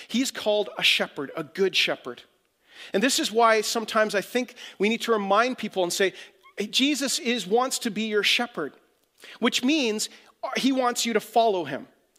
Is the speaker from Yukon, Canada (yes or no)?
yes; Whitehorse, Yukon, Canada; moved away; I came from Whitehorse, Yukon, totally different culture, didn't even know what a Mennonite was. I came down to Winnipeg to become the youth pastor at Gateway Winnipeg, or Gateway Church, and I thought I'd gone to Africa.